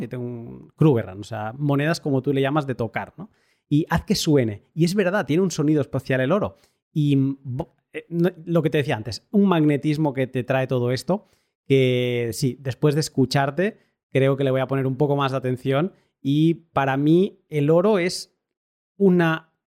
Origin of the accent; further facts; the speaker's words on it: Catalonia, Spain; yo como buen catalán que soy